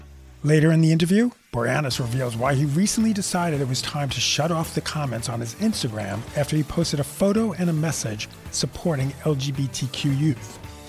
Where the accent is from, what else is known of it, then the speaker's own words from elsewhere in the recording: New York, United States; moved away; also born or lived in Los Angeles; I was from New York, so I didn't know LA at the time.